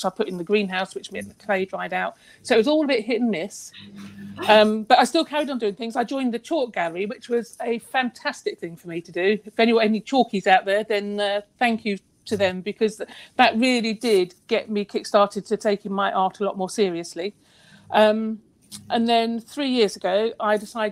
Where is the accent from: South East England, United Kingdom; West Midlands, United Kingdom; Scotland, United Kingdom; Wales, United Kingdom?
South East England, United Kingdom; Battle; I'm actually born brought up in Battle, so I'm very local.